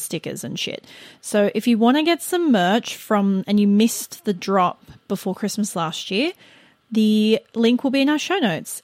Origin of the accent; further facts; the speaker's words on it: Australia; we are the Australian duo